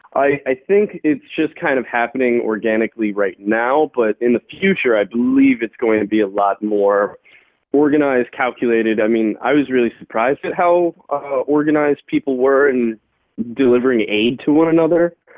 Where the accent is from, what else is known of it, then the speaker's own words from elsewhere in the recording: Arlington, United States; I'm from Arlington